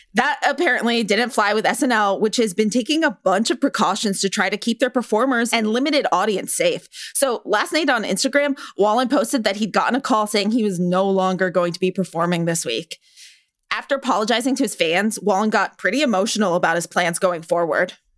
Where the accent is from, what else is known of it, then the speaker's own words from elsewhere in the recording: California, United States; I'm from California